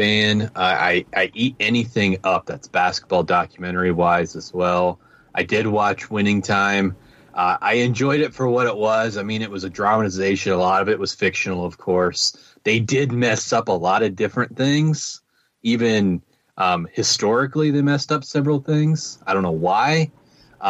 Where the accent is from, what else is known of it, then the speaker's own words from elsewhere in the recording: Michigan, United States; moved away; also born or lived in Southern Indiana; I grew up in Michigan at that time when I was younger, in the late 80s, early 90s